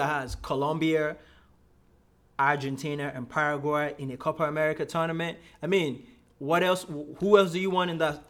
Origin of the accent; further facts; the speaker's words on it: Nigeria; I am Nigerian.